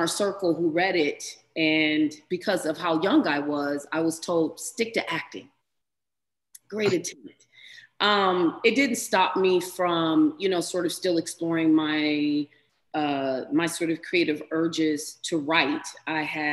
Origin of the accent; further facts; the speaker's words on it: Los Angeles, California, United States; I grew up in Los Angeles, California.